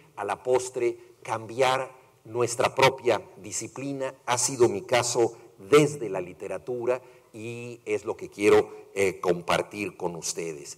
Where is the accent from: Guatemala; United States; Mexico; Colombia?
Mexico; yo soy mexicano